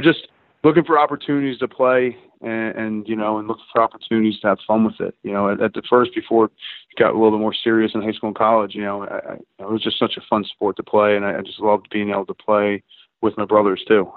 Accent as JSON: {"language": "English", "area": "Long Island", "region": "New York", "country": "United States", "tie": "born or raised there", "said": "growing up on Long Island"}